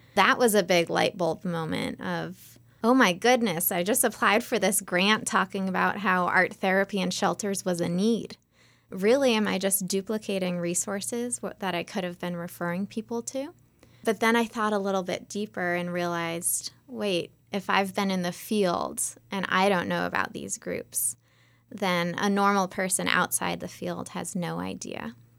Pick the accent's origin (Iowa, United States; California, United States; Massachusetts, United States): Massachusetts, United States; just outside of Boston; I grew up just outside of Boston